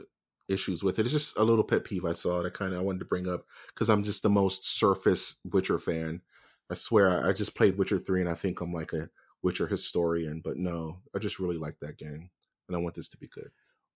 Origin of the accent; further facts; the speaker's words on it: Modesto, California, United States; I'm from Modesto. I went to USC.